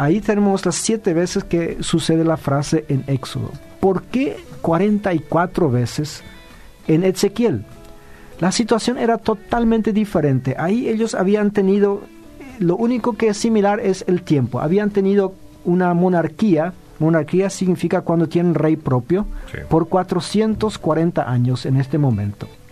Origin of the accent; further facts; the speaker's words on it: Paraguay; nosotros los paraguayos